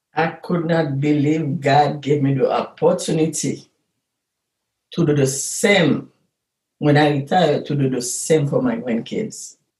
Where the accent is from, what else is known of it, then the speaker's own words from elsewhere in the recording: Haiti; moved away as an adult; now in Chicago, United States; We are Haitian American.